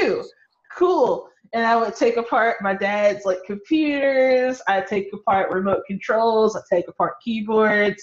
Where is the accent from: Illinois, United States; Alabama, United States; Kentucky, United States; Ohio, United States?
Kentucky, United States; Louisville; I'm from Louisville, Kentucky, born and raised